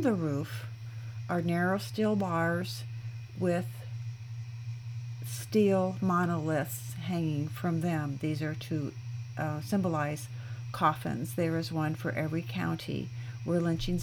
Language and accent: English; Illinois, United States; My home state of Illinois